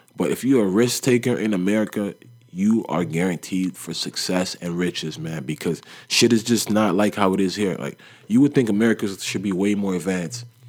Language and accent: English; Toronto, Ontario, Canada; when you're from Toronto